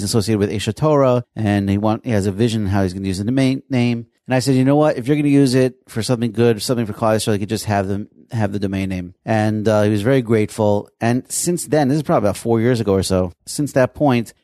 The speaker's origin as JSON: {"language": "English", "town": "Passaic", "region": "New Jersey", "country": "United States", "said": "I'm from Passaic"}